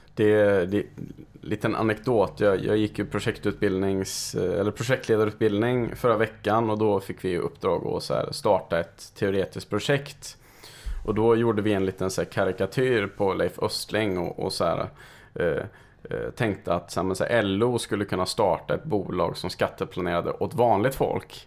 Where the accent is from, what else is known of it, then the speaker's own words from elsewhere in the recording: Karlstad, Värmland, Sweden; now in Stockholm, Sweden; bägge våras hemkommun.